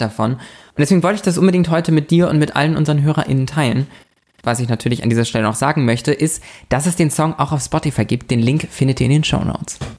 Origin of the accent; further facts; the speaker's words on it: Lübeck, Schleswig-Holstein, Germany; moved away; bei uns in der Heimatstadt, wir, wir kommen ja aus der Stadt der sieben Türme